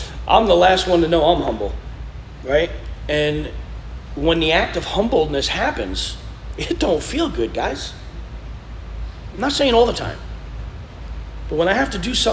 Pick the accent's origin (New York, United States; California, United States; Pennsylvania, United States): New York, United States; moved away; I'm from New York.